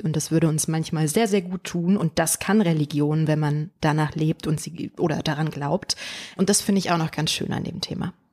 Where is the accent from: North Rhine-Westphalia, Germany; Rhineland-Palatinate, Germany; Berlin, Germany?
Berlin, Germany; Berlin war und ist meine Heimat